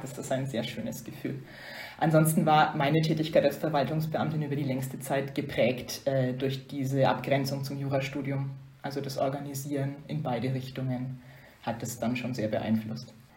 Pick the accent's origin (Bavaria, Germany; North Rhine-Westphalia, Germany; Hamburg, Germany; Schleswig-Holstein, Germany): Bavaria, Germany; Upper Franconia; moved away as an adult; now in Brussels, Belgium; ich komme ja aus der Gegend, äh, wie man hört. Ähm, bin ursprünglich aus Oberfranken, gar nicht so weit weg von Bayreuth aufgewachsen